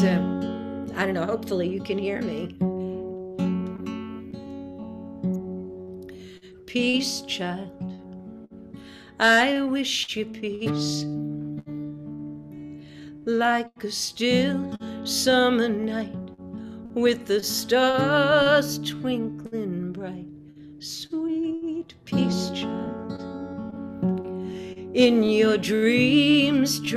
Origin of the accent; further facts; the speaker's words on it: New York City, New York, United States; now in Nashville, United States; I'm born and raised in New York City